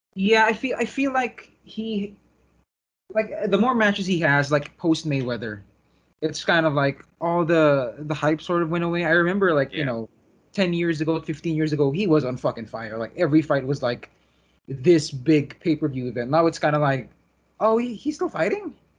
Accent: Philippines; as a Filipino

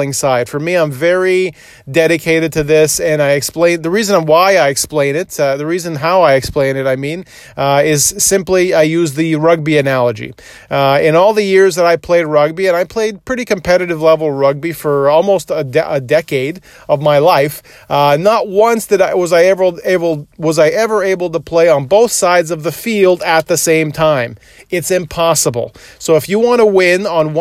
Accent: Toronto, Ontario, Canada; where I grew up in Scarborough, which was just on the Victoria Park in Ellesmere, not too far from there, but I grew up on that area.

